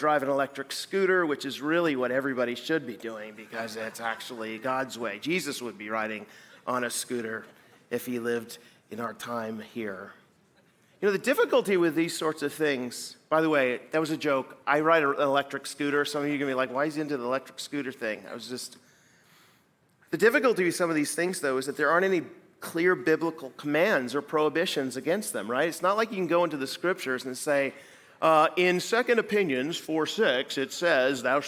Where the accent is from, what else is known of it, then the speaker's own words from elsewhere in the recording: Pacific Northwest, United States; moved away as an adult; also born or lived in west coast of Canada; now in Midwest, United States; I'm coming from the Pacific Northwest where I grew up